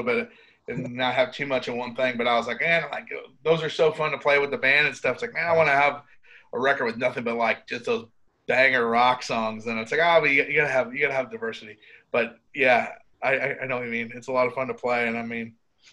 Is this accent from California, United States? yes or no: no; New York, United States; now in Nashville, United States; I tell them New York